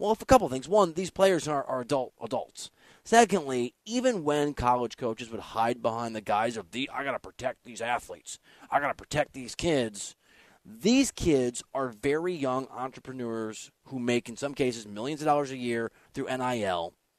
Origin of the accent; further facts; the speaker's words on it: Midwest, United States; I'm from the Midwest, that part of the country where I come from